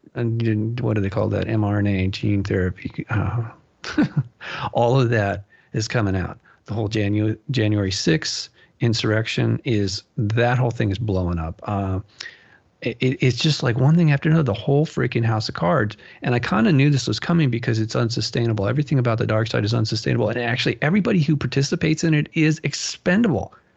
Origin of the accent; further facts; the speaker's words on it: Malibu, California, United States; moved away; growing up in Malibu